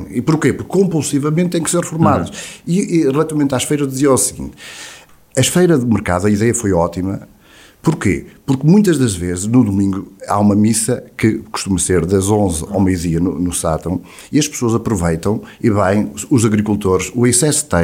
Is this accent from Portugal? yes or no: yes; Lamas, Aveiro District, Portugal; como o Dr. Alexandre somos naturais de Lamas